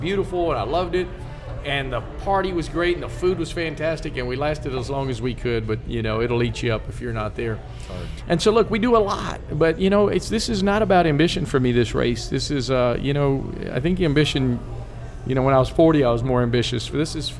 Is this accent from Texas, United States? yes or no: yes; Texas, United States; I was born and raised here